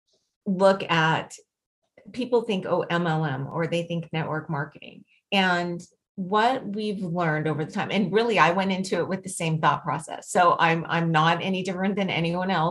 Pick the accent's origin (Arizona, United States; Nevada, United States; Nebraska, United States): Nevada, United States; Las Vegas; I was born and raised in Las Vegas